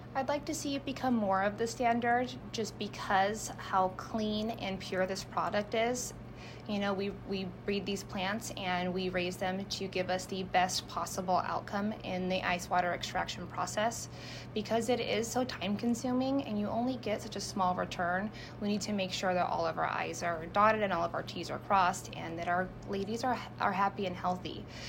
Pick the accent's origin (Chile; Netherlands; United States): United States; San Jose, California; moved away as an adult; now in Washington, United States; being from San Jose